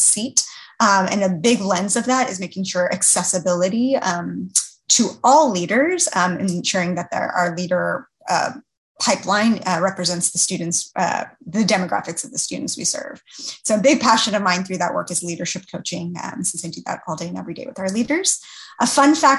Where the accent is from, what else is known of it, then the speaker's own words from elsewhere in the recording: Houston, Texas, United States; born and raised in Houston, where I still currently reside and work